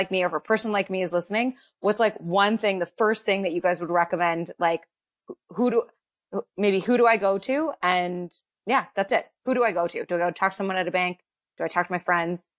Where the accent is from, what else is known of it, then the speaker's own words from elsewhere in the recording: Toronto, Ontario, Canada; I grew up in Cedarvale